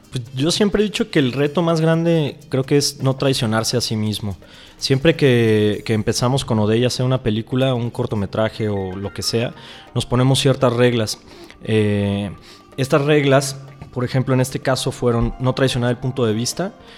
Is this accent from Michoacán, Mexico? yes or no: yes; Uruapan, Michoacán, Mexico; en Uruapan, Michoacán, eh, que es de donde, donde yo nací y crecí